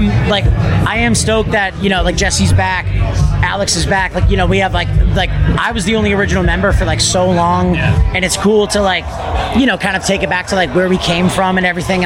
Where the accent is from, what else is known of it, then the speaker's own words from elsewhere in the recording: Canada; we are Canadian